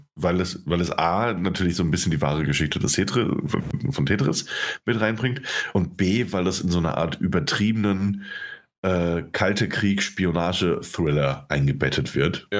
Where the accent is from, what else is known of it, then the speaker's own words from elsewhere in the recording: Germany; wir Piefkes